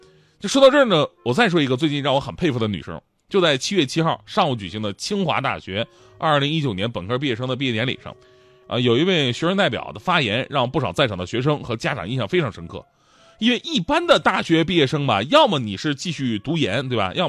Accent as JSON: {"language": "Chinese", "town": "Changchun", "region": "Jilin", "country": "China", "tie": "born or raised there", "said": "就在我们老家长春。"}